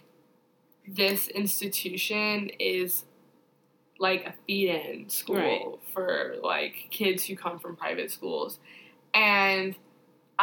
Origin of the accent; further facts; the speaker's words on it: Chicago, Illinois, United States; moved away; I am from Chicago